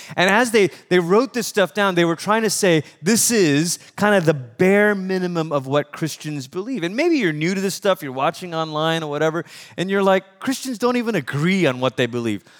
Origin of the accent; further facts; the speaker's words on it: Malaysia; moved away; I'm from Malaysia, which is about as far as you can go the other side of the world